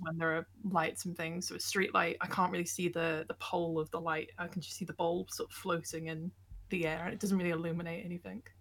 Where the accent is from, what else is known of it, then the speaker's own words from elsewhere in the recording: Bolton, North West England, United Kingdom; also born or lived in Hereford; I was born in Bolton